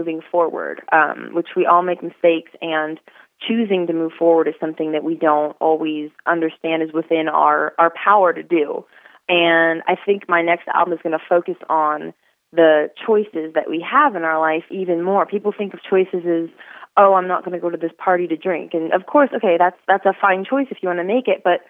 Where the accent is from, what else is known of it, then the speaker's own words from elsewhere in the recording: Northern California, United States; moved away as an adult; now in Texas, United States; I grew up in Northern California